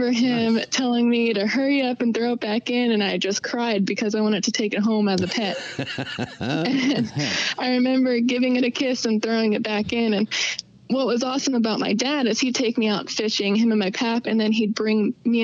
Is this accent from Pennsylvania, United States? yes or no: yes; Pennsylvania, United States; I'm from Pennsylvania. Super tiny town in Pennsylvania.